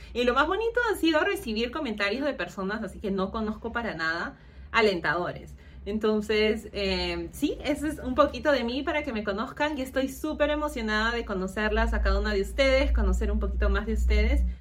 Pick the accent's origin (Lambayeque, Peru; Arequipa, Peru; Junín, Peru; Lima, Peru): Lima, Peru; moved away as an adult; also born or lived in United States; Yo nací y crecí en Lima.